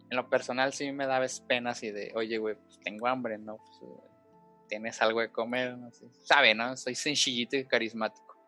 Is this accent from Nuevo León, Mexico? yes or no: no; Guanajuato, Mexico; soy de Guana Washington